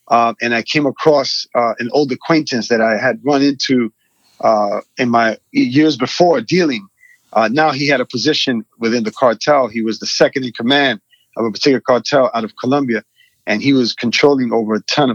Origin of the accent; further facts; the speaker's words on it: New York City, New York, United States; I was born in Queens, New York, and raised in a community that was predominantly Hispanic